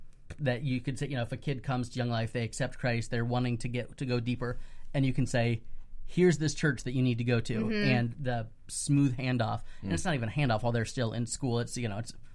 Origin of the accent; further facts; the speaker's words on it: Pinellas County, Florida, United States; moved away as an adult; also born or lived in Dallas, Texas / Fort Worth, Texas; I grew up here in Pinellas County, and zero Young Life presence, right. You know, through the 90s when I was growing mm-hmm. up. When I moved to Texas to go to graduate school